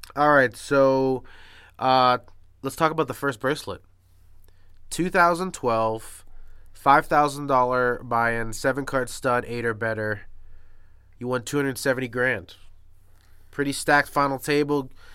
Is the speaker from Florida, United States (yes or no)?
yes; Miami Beach, Florida, United States; I grew up in South Beach